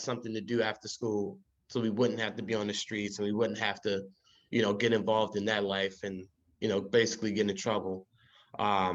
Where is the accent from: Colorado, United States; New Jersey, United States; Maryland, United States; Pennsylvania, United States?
Maryland, United States; Baltimore; moved away as an adult; now in West Coast, United States; I was born and raised in Baltimore City.